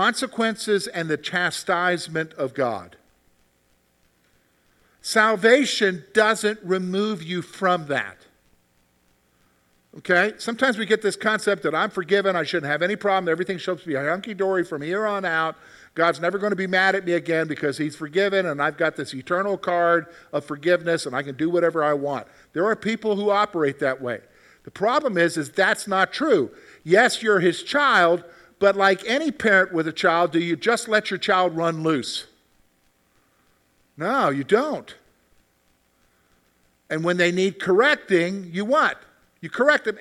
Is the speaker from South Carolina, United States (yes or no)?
yes; South Carolina, United States; moved away; I grew up in South Carolina